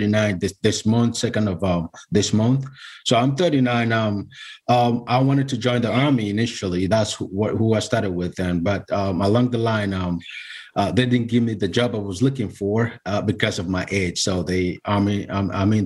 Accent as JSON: {"language": "English", "country": "Nigeria", "moved": "yes", "lives_now": "United States", "said": "originally I'm from Nigeria."}